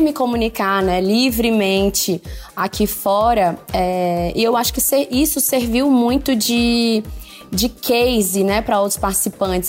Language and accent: Portuguese; Fortaleza, Ceará, Brazil; sou de Fortaleza